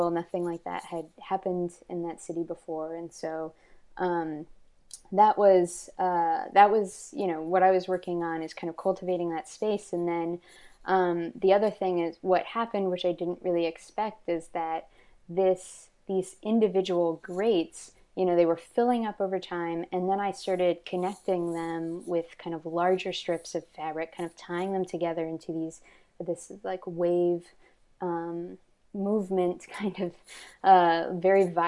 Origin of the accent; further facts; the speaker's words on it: Texas, United States; I'm from yeah the South. I'm from Texas, and I've lived, um, I've lived, I moved a lot and lived in a lot of different places. Kind of growing up because of poverty